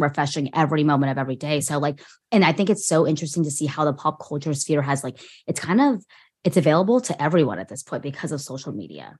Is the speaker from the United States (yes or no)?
yes; Orange County, California, United States; growing up in orange county and being at like an hour away from